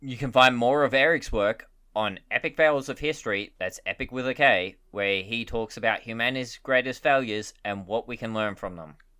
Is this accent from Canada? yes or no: no; Australia; as an Australian